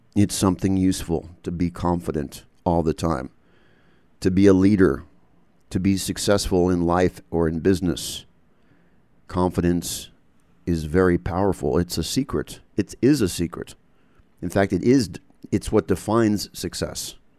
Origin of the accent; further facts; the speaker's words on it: United States; also born or lived in England / Canada; I'm born and bred in the United States